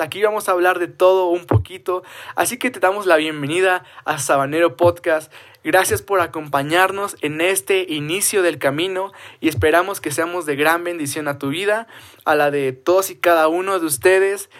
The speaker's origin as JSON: {"language": "Spanish", "region": "State of Mexico", "country": "Mexico", "said": "soy del Estado de México"}